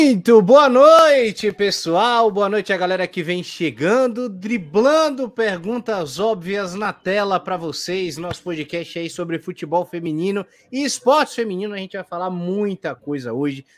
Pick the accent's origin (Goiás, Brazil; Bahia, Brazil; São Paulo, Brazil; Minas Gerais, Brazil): Bahia, Brazil; Salvador; eu sou de Salvador